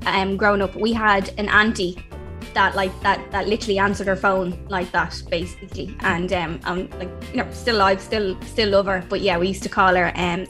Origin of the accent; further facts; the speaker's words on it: Ireland; I'm Irish.